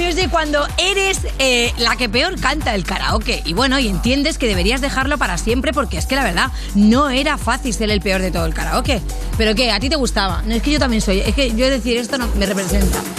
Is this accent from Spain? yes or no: yes; Catalonia, Spain; yo siendo catalana